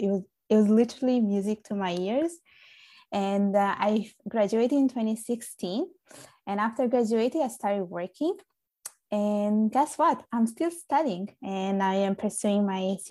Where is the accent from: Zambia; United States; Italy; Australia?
Italy; Sicily; now in Canada; I was born and raised in Italy. I was I was born in Sicily. I grew up there.